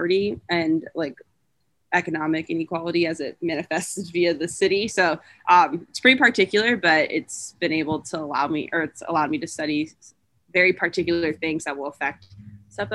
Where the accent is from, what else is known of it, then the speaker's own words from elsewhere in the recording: Tampa, Florida, United States; moved away as an adult; now in Ann Arbor, United States; In high school, I would routinely go to a place called Trinity Cafe, and I'm from Tampa